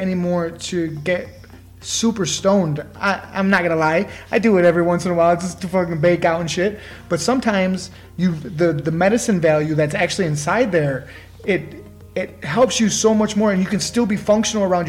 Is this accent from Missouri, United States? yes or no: no; Michigan, United States; we're both from Michigan